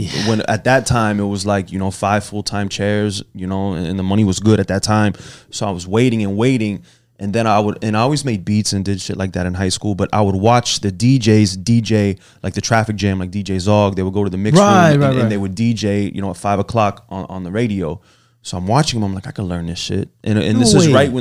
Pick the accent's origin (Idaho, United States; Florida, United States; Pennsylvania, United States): Florida, United States; Broward County; also born or lived in Miami, Florida; I was born in Miami and I was raised in Broward